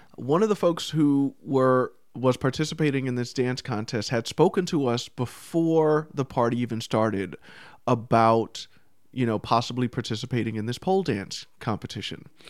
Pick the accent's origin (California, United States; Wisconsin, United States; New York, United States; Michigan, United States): New York, United States; I'm from New York.